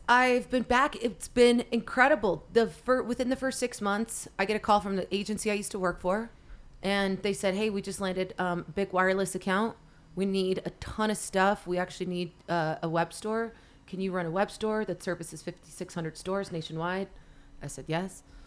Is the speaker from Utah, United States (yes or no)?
yes; Salt Lake City, Utah, United States; moved away as an adult; also born or lived in Los Angeles / Venice Beach; now in Salt Lake City, United States; I grew, born and raised in Salt Lake City